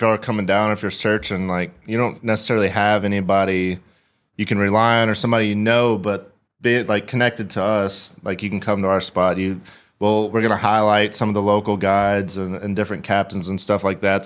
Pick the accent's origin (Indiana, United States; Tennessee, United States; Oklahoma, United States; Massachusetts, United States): Tennessee, United States; Nashville; moved away as an adult; I grew up in Nashville